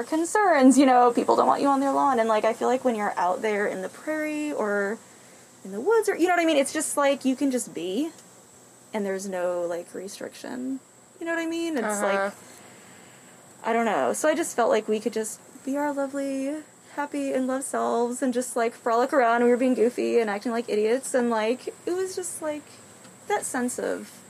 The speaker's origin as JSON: {"language": "English", "region": "New Jersey", "country": "United States", "moved": "as an adult", "lives_now": "Kansas, United States", "said": "I'm originally from New Jersey."}